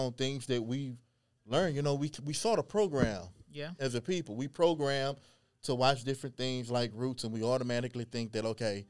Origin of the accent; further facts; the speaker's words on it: Beaumont, Texas, United States; growing up in Beaumont, we didn't see anything Cajun this